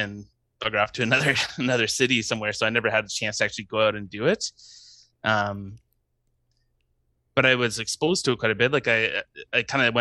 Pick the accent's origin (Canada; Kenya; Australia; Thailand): Canada; London, Ontario; I was born in London, Ontario, up in Canada, which is about 2 hours northeast of Detroit, for anyone who doesn't know. Grew up in the suburbs